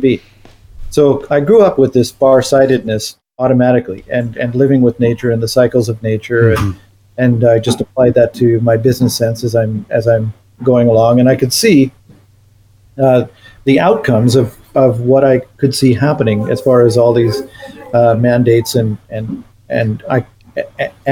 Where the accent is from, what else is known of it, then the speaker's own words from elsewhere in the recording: Missoula, Montana, United States; now in Canada; I was born in Missoula, and I lived in Missoula several times since.